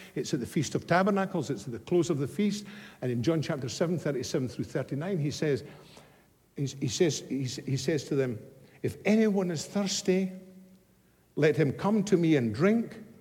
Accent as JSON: {"language": "English", "region": "Scotland", "country": "United Kingdom", "tie": "born or raised there", "moved": "yes", "said": "my hometown back in Scotland many years ago"}